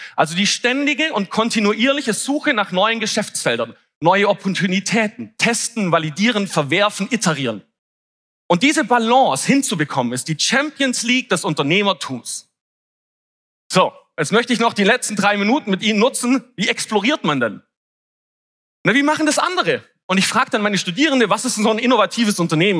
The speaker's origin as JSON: {"language": "German", "region": "Swabia", "country": "Germany", "tie": "born or raised there", "said": "ich bin ja auch geborener Schwabe und wir sind ja Tüftler"}